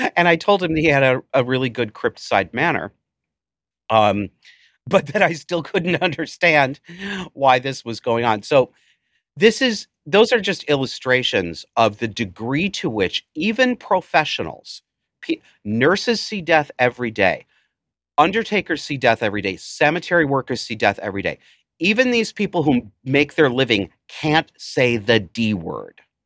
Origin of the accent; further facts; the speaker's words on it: Cortland, United States; Cortland was my hometown, the town that I spent some years growing up